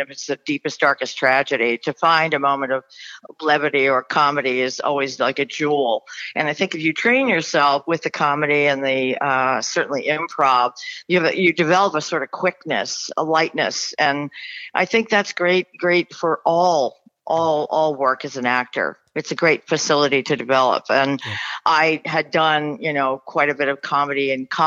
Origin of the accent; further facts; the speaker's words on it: Westchester, New York, United States; moved away as an adult; now in Los Angeles, United States; I grew up in Westchester, New York